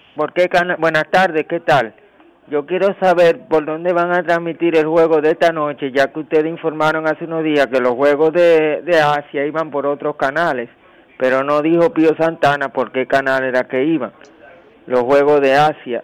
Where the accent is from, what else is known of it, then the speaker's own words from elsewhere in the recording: Dominican Republic; yo como dominicano